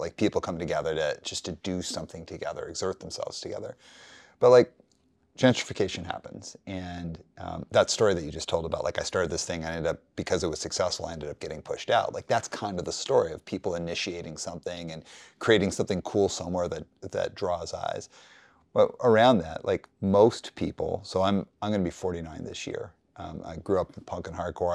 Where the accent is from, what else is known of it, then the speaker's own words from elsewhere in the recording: Calgary, Alberta, Canada; I grew up in Calgary